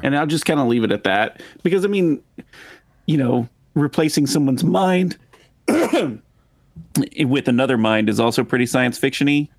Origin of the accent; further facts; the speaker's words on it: Texas, United States; accent: drawl; we're from Texas, right? So, it's like, I like to think that I don't really have an accent, but there are certain words that I cannot say without, like, a drawl